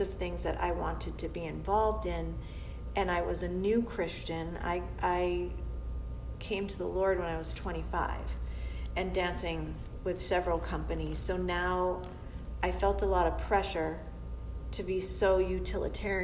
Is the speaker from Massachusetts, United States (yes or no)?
yes; Boston, Massachusetts, United States; also born or lived in southern New Hampshire; I'm a Bostonian. I'm from New England